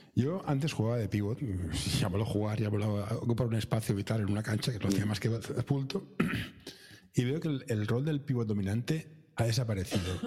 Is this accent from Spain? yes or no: yes; Barcelona, Catalonia, Spain; Yo soy de capital, yo soy de Barcelona, capital